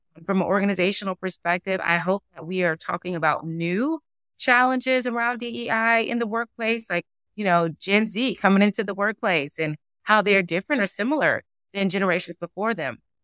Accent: Durham, North Carolina, United States; moved away; I'm originally from Durham, North Carolina

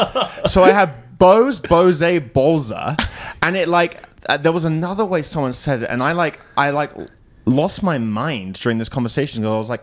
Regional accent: United Kingdom; accent: British; as a British person.

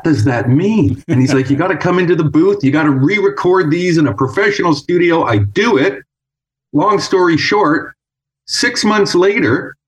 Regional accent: Toronto, Ontario, Canada; moved away as an adult; now in California, United States; I was born and raised in Toronto, Canada, and went to school there

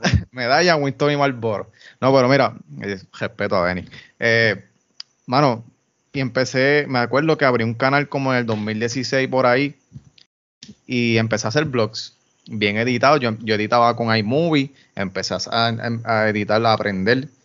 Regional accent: Yauco, Puerto Rico; Yo soy de Yauco

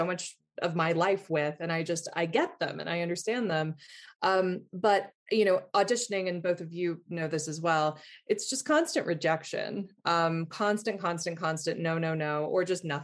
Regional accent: the South, United States; also born or lived in England; now in New York, United States; I'm from the South.

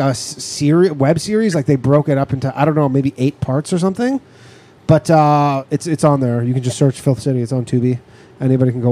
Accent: Toronto, Ontario, Canada; now in New York, United States; From my hometown

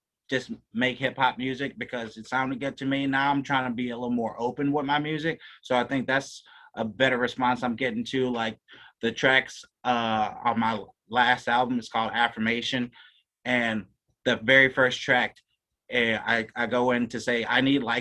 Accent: Louisiana, United States; I'm from Louisiana, too, way down south

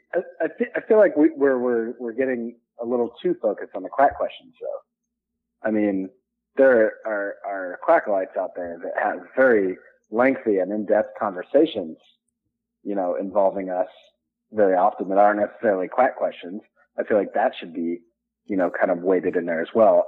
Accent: near Deming, New Mexico, United States; near my hometown. There's a world famous duck race.

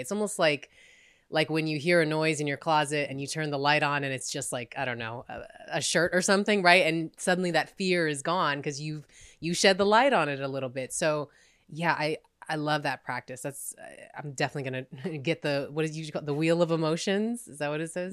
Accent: United States

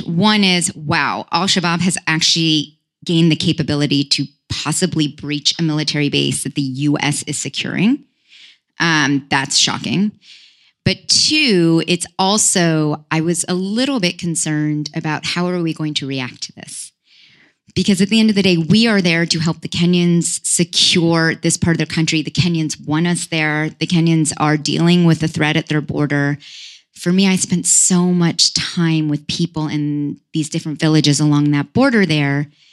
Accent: Palo Alto, California, United States; moved away; also born or lived in Los Altos Hills; I grew up actually in the Silicon Valley of all places

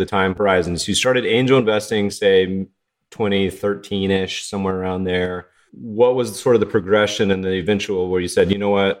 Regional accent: Colorado, United States; moved away; also born or lived in Lake Tahoe; I grew up partially in Colorado and lived in Tahoe for a bit and had stayed in Jackson.

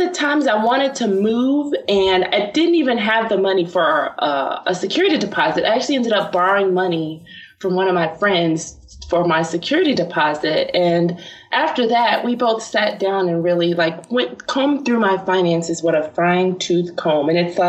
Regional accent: Chicago, Illinois, United States; The South Side of Chicago. No one ever believes me when I say that.

